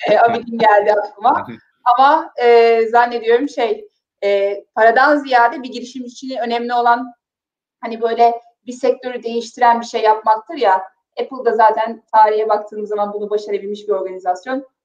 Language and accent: Turkish; Mudanya, Bursa, Turkey; Çünkü ben Mudanyalıyım, çok böyle mütevazi bir e, Anadolu ailesinin kızıyım. E, çok tahmin edebileceğiniz şartlarda, çok tahmin edebileceğiniz e, böyle traditionlar yani gelenek ve göreneklerle büyüdüm.